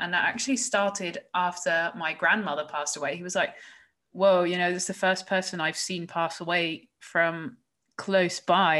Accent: Woerden, Utrecht, Netherlands; English is a second language; I come from Woerden, and Woerden is like literally it's been nominated as the most general average city of like the Netherlands.

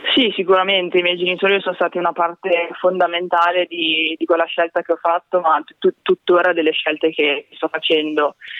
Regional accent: Broni, Lombardy, Italy; sono nata e cresciuta a Broni

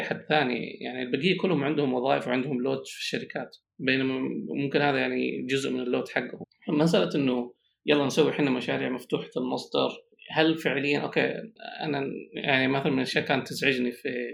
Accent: Saudi Arabia; اني كسعودي طبعا انا سعودي

